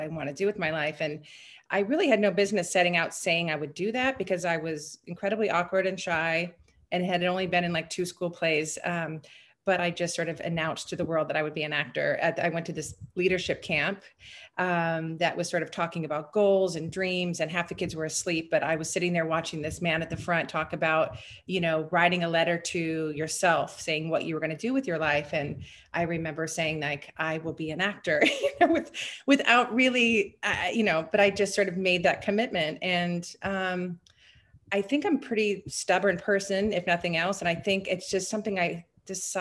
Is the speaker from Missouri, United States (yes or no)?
no; Southern California, United States; I grew up in Southern California, and we were about an hour south